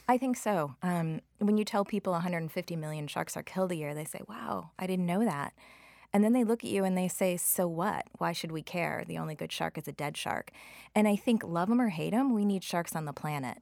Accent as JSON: {"language": "English", "town": "Chicago", "region": "Illinois", "country": "United States", "tie": "born or raised there", "also_born_or_lived": "New York", "moved": "yes", "said": "I grew up in Chicago"}